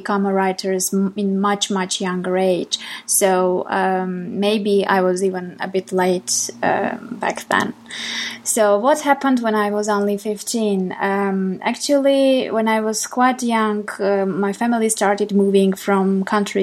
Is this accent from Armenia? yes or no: yes; Armenia; English is a second language; I am from Armenia, and English is a foreign language for me.